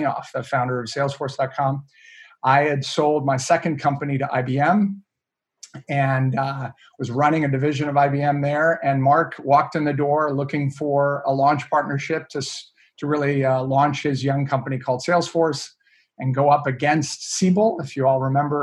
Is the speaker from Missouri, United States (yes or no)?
no; Maine, United States; I grew up in up in Maine, a little town in the middle of on the coast in Maine, and my family moved me up when I was young